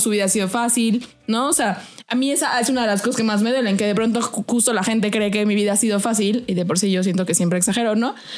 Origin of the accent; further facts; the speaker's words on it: Mexico; accent: fresa; soy fresa porque mi acento lo denota